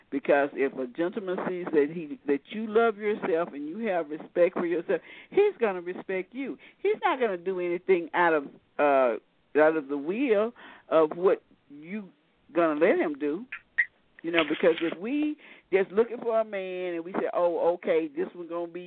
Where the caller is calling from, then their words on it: Shreveport, Louisiana, United States; from. I'm listening from Shreveport, Louisiana.